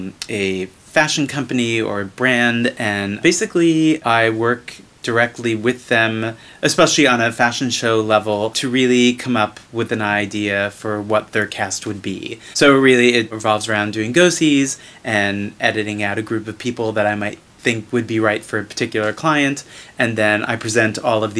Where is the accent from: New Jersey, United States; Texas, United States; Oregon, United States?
New Jersey, United States; South Amboy; now in New York, United States; South Amboy, New Jersey